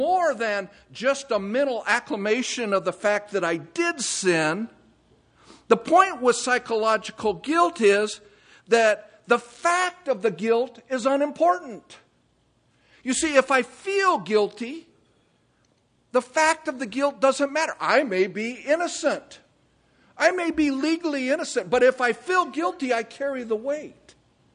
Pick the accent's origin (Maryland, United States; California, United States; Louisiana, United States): California, United States; moved away; I'm from California.